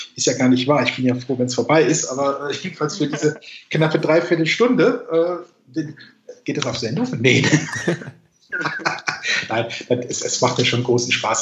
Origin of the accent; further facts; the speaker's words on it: Kaiserslautern, Rhineland-Palatinate, Germany; moved away; ich komme ursprünglich aus Kaiserslautern